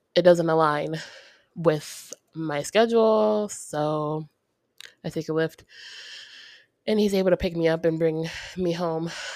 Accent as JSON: {"language": "English", "town": "Ocala", "region": "Florida", "country": "United States", "tie": "born or raised there", "also_born_or_lived": "New Mexico", "lives_now": "Florida, United States", "said": "I'm from Ocala"}